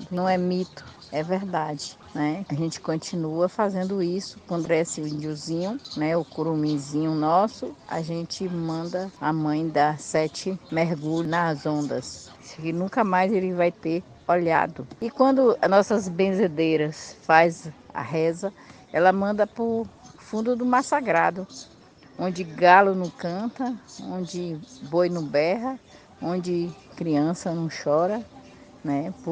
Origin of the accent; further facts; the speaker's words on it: Olivença, Bahia, Brazil; Nasci e me criei em Olivença, beira-mar, sempre junto do oceano, sempre junto da praia, sempre junto das pedras